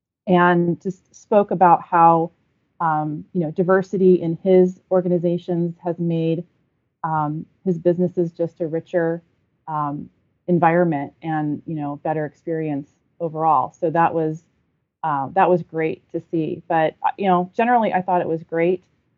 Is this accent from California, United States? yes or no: yes; Southern California, United States; I'm a huge Lakers fan growing up in Southern California.